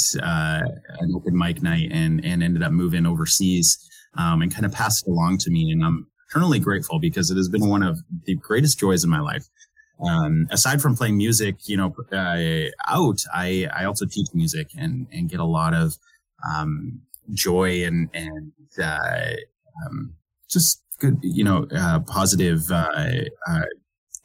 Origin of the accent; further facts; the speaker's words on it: Okanagan Valley, British Columbia, Canada; now in New Brunswick, Canada; I grew up in the Okanagan Valley of British Columbia